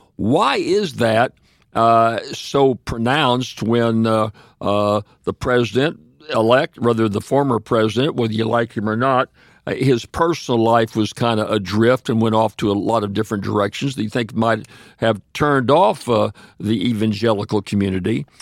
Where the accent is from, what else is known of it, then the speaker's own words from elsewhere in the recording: Kansas City and Saint Louis, Missouri, United States; moved away; also born or lived in Ferriday, Louisiana; my family was Pentecostal when I was raised in Kansas City and Saint Louis, Missouri